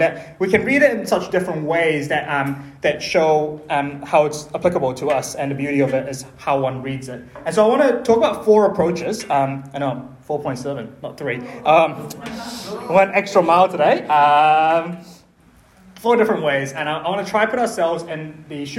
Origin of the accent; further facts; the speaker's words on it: Malaysia; in my culture, I'm Chinese Malaysian